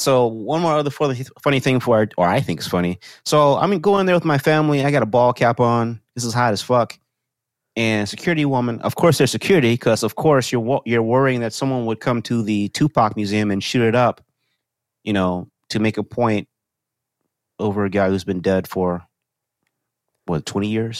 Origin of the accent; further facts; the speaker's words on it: Texas, United States; I'm from Texas